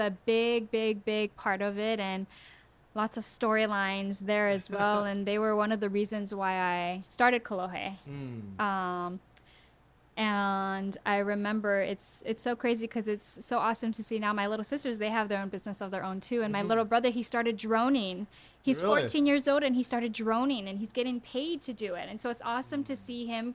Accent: Honolulu, Hawaii, United States; we did go to Kaiser High School, and we were very blessed to be in Hawaii Kai. But we weren't as privileged as people think we were when I tell them I'm from Hawaii Kai

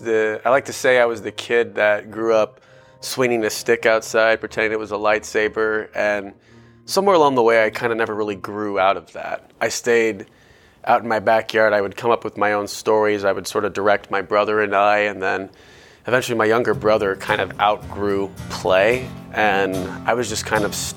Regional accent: Tucson, Arizona, United States; born there; I was born in Tucson, Arizona, which is about an hour and a half south of Phoenix and is about an hour and a half north from the Mexican border.

